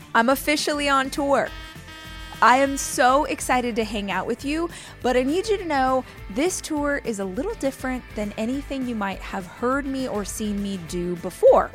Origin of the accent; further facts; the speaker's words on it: Southern California, United States; I'm from Southern California originally